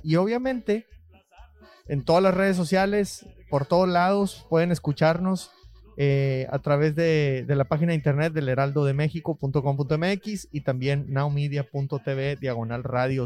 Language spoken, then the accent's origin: Spanish; Mexico; now in United States; era mexicano